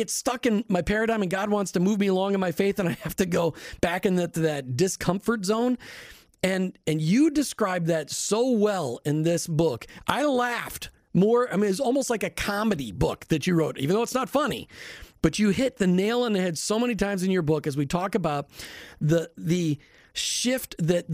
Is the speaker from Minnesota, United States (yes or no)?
yes; Minnesota, United States; I grew up in Minnesota